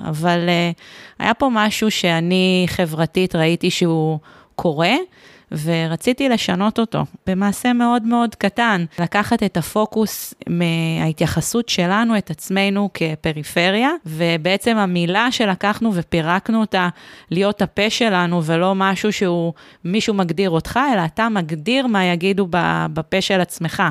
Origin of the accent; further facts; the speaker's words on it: Beit She'an, Northern District, Israel; אני מבית שאן